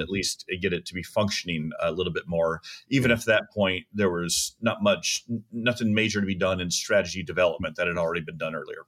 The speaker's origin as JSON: {"language": "English", "town": "Tucson", "region": "Arizona", "country": "United States", "tie": "born or raised there", "said": "I grew up in Tucson, Arizona, in the 1970s and 80s"}